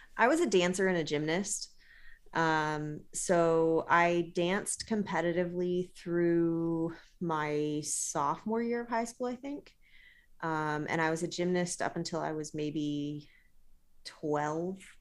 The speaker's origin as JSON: {"language": "English", "town": "Modesto", "region": "California", "country": "United States", "tie": "born or raised there", "also_born_or_lived": "Trenton", "moved": "yes", "said": "Modesto, which is where I grew up in California"}